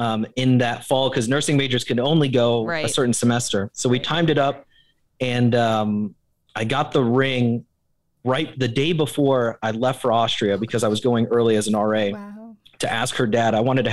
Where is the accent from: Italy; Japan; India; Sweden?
Japan; Growing up in Japan, you know, you come to love sushi